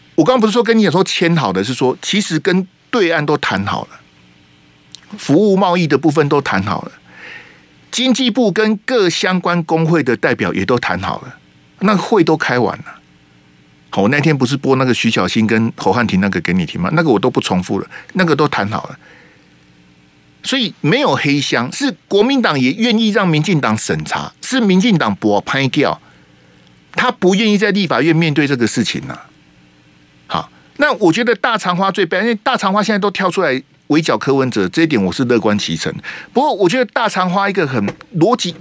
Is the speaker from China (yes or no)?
no; Taiwan; 我们台湾这边